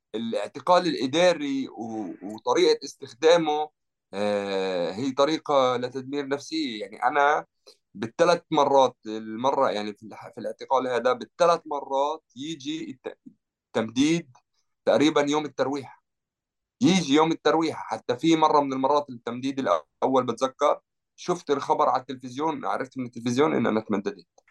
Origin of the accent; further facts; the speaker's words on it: Jerusalem, Palestine; moved away as an adult; now in France; أنا ربيت في مدينة القدس